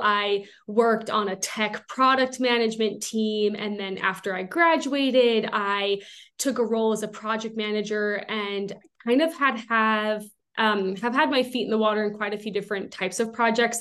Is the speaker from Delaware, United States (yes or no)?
no; Southern California, United States; moved away as an adult; now in Utah, United States; I am originally from Southern California. I moved up to Utah quite a few years ago now